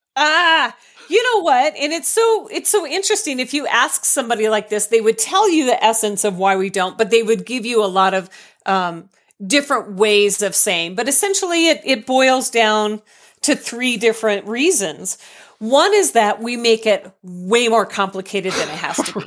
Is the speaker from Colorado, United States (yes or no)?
yes; Colorado, United States; I'm from Colorado